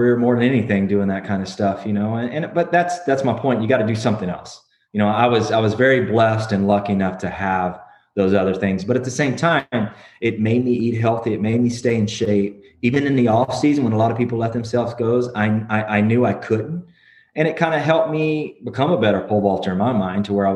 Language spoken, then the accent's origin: English; Lake Charles, Louisiana, United States; moved away as an adult; I had a job opportunity at McNeese State, which is my hometown, small 1AA school at the time